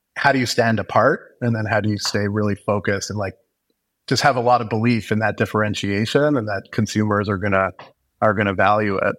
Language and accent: English; Montreal, Quebec, Canada; moved away as an adult; now in Toronto, Canada; I grew up in Montreal, born and, and raised there.